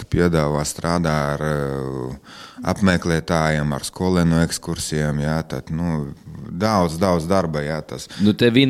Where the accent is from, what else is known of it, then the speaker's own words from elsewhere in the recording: Preiļi, Latgale, Latvia; es esmu dzimis Prēļos, ja, un mana bērnība, jaunība, ja, es visu laiku šeit un mācījos Prēļos, un nekur nebraucu no, no šejienes prom.